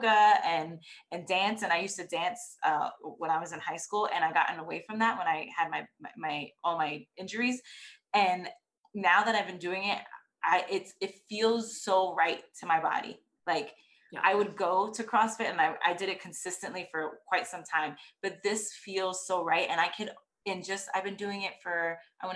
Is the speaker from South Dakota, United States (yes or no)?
no; New York, United States; now in Texas, United States; I'm originally from New York and I used to walk everywhere because that's what you